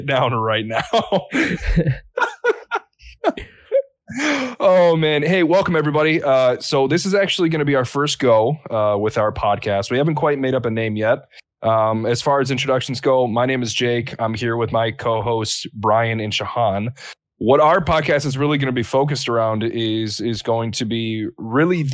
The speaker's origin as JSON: {"language": "English", "town": "Detroit", "region": "Michigan", "country": "United States", "tie": "born or raised there", "said": "I'm from Detroit, from the Detroit area. So I grew up around muscle cars in the Motor City"}